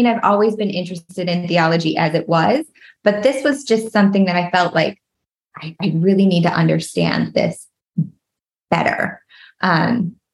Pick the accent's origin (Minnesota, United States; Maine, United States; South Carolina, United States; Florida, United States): Minnesota, United States; I am born and raised Minnesota girl. We were just talking about, a lot of people can hear that in my accent, and I just can't help it.